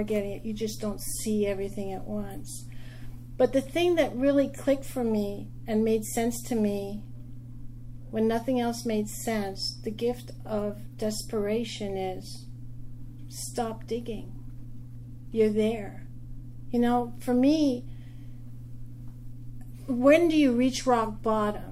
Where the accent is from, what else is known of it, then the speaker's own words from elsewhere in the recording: Quebec, Canada; now in New York, United States; I am from Quebec, but I live in New York